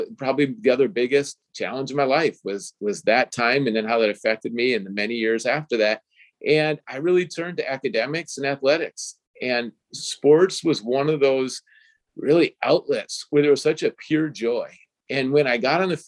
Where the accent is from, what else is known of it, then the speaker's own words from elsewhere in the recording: Minnesota, United States; I grew up in Minnesota, and the first place I lived, it was an apartment in the parking lot of the football stadium